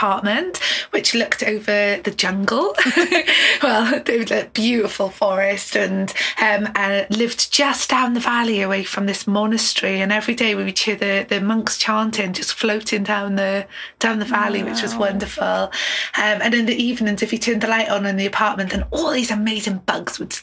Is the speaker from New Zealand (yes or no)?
no; Swansea, Wales, United Kingdom; also born or lived in Taiwan; I grew up on the Gower Peninsula near Swansea in South Wales